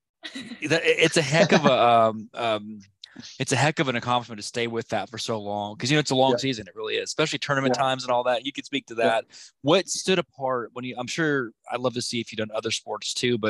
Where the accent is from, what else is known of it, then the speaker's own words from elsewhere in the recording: Oklahoma, United States; We're actually from Oklahoma